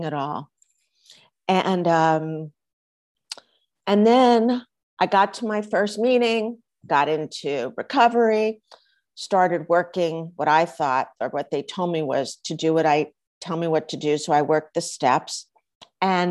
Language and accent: English; East Coast, United States; now in Los Angeles, United States; I grew up on the East Coast, even though I live in Los Angeles